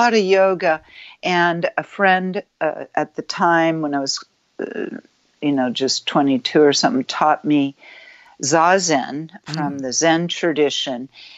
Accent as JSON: {"language": "English", "area": "Marin County", "region": "Northern California", "country": "United States", "tie": "born or raised there", "said": "I grew up in California, Northern California, in Marin County, Bay Area."}